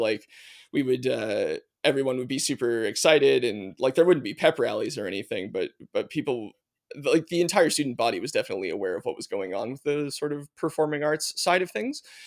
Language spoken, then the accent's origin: English; Nova Scotia, Canada; also born or lived in Manitoba / Prince Edward Island; I was born in Manitoba, but, uh, moved to Nova Scotia fairly young. I think I was three and a half when we moved to Nova Scotia